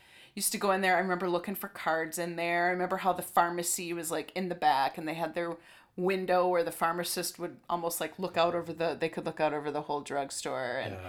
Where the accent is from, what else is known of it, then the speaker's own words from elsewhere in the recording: Stillwater, Minnesota, United States; growing up in Stillwater and being back here now